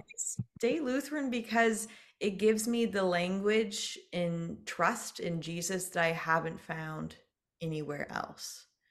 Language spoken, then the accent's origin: English; Dayton, Ohio, United States; moved away as an adult; also born or lived in Iowa / Nebraska / California; now in San Francisco Peninsula, United States; So, I am originally from Dayton, Ohio. So, I'm a Midwest gal.